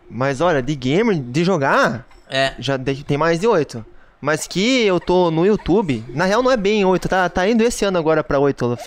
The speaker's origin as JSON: {"language": "Portuguese", "town": "Toledo", "region": "Paraná", "country": "Brazil", "tie": "born or raised there", "said": "Eu morava no Paraná ainda, eu sou natural do, do Paraná, né? de Toledo."}